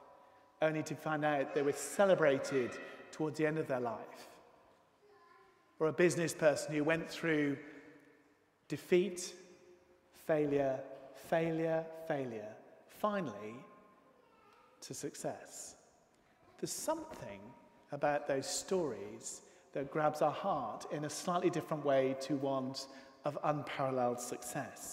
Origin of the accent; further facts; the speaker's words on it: United Kingdom; One of the aspects of being British